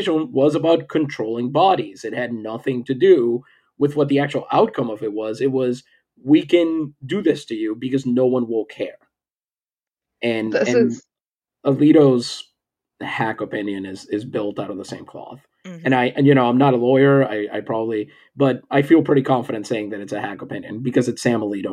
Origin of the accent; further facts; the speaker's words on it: Puerto Rico; I'm from Puerto Rico